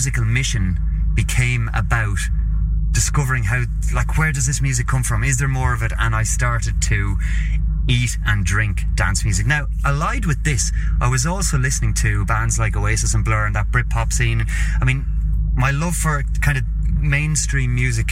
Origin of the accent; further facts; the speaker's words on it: Carlow, Leinster, Ireland; also born or lived in Dublin; my hometown of Carlow in Ireland, which is about an hour's drive south of Dublin